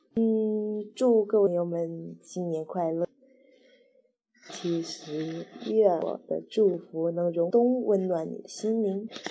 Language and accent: Chinese; Wenzhou, Zhejiang, China; 我们温州人